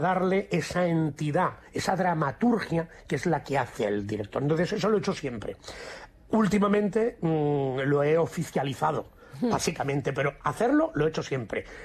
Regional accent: Barcelona, Catalonia, Spain; moved away as an adult; also born or lived in Madrid; me formé y me crié profesionalmente en Barcelona. Después hubo un antes y un después de decidir que a mí Barcelona, pues sé que me quedaba chico, entre comillas, ¿eh? entre comillas siempre, porque adoro mi tierra

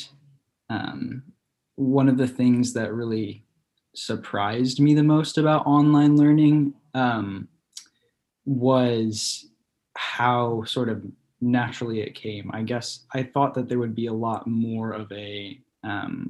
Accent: Illinois, United States; moved away as an adult; now in Texas, United States; I'm from Illinois.

